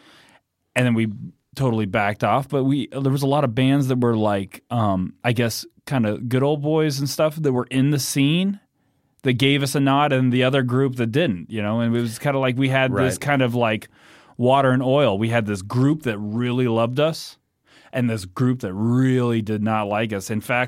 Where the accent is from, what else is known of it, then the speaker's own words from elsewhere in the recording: Greeley, Colorado, United States; now in Denver, United States; We were from Greeley, Colorado.